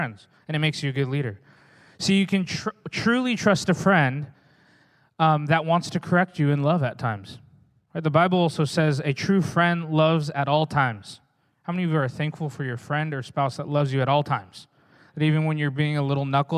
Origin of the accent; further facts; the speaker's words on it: Oregon, United States; also born or lived in Redding, California; now in Newburgh, United States; I'm from Oregon